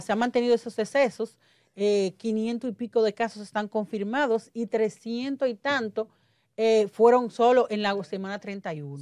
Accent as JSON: {"language": "Spanish", "country": "Dominican Republic", "said": "Yo soy pro dominicano, yo soy, este mi país"}